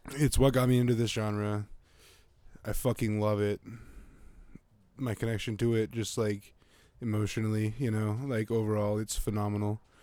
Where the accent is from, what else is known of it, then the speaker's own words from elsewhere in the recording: Montana, United States; moved away; having lived in Montana.